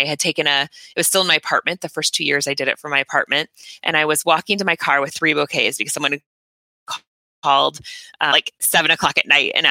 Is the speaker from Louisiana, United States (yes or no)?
no; Indiana, United States; now in California, United States; I'm from Indiana. And we don't have coffee there